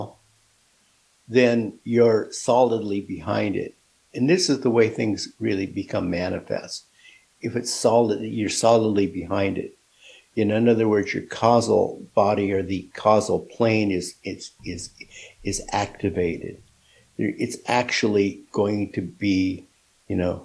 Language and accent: English; Seattle, Washington, United States; I'm from Seattle